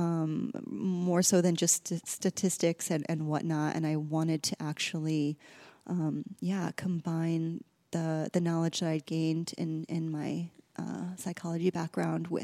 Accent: Midwest, United States; moved away as an adult; also born or lived in New York / Southern California; now in Los Angeles, United States; I grew up in the Midwest in a really small town

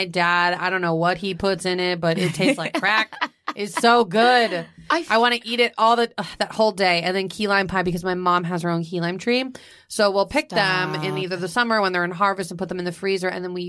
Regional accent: Florida, United States; moved away

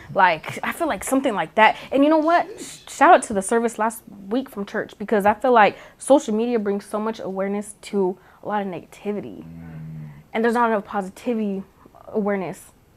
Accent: New Mexico, United States; moved away; I'm from New Mexico

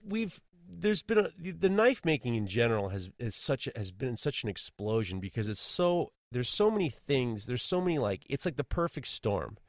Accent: New York City, New York, United States; I grew up in New York City during the seventy, the eighties, seventies and eighties

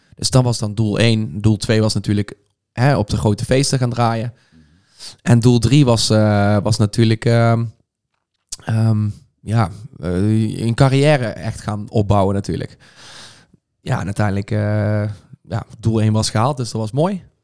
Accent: Veldhoven, North Brabant, Netherlands; also born or lived in Eindhoven; ik heb al heel mijn leven in Veldhoven gewoond. opgegroeid daar

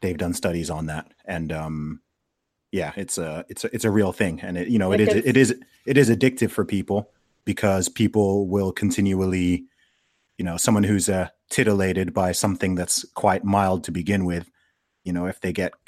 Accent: Saudi Arabia; moved away; I grew up in Saudi Arabia

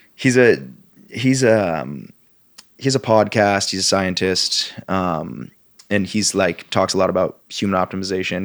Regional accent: Vermont, United States; one of the values that I grew up with, with and not just in Vermont, in the Northeast in general

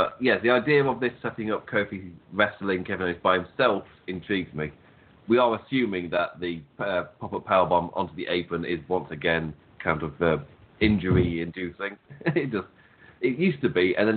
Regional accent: England, United Kingdom; we're both English

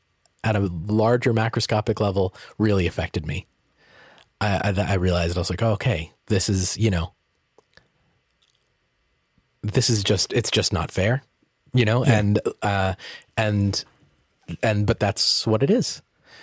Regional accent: Peabody, Massachusetts, United States; because I grew up in Peabody, Massachusetts, and it was predominantly white.

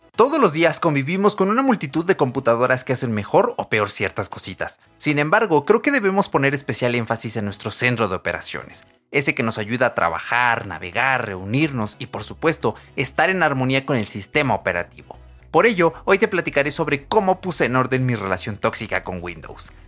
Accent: a town near Querétaro, State of Mexico, Mexico; now in Atizapán, Mexico; yo cuando era niño no vivía aquí en Antizapán, ¿vale? Yo vivía en un pueblo, eh, cerca de Querétaro, ahí casi en la frontera, pero que aún es parte del Estado de México

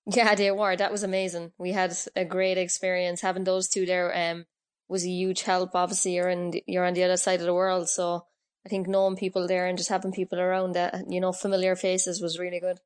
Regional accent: Cork, Munster, Ireland; I grew up playing on the streets of Knocknahinney

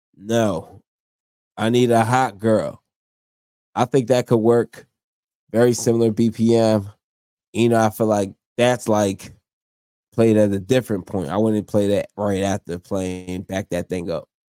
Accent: New Jersey, United States; also born or lived in New York; I'm from South Jersey, close to Philadelphia.

